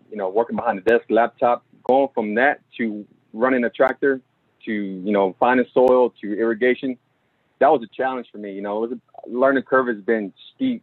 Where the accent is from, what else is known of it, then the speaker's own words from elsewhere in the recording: Dallas, Texas, United States; I was born and raised in Oak Cliff